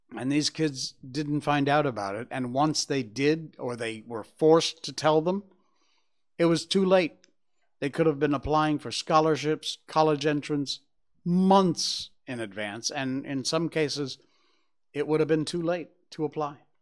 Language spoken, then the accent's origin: English; Cornwall, Connecticut, United States; My hometown, Cornwall, Connecticut